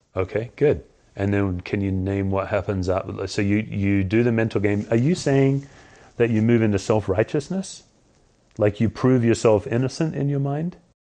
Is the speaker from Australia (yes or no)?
yes; Australia; moved away; I'm Australian